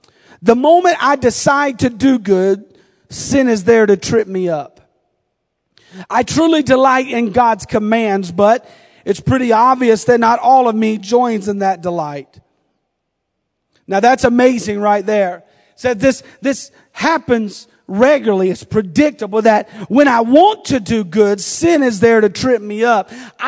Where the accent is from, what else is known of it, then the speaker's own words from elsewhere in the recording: the South, United States; accent: southern; I feel like I've lost my southern accent. I don't hear it anymore.